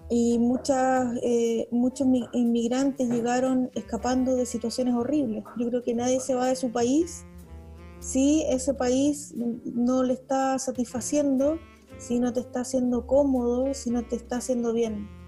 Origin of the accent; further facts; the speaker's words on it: Patagonia, Chile; yo soy de la Patagonia, entonces, claro, pasa, pasa eso, que cuando estás en zonas extremas